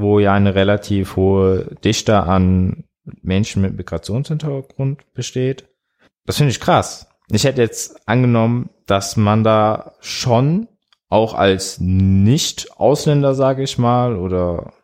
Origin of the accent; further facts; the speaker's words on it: Bad Kreuznach, Rhineland-Palatinate, Germany; aus Bad Kreuznach. Ist so bei Mainz.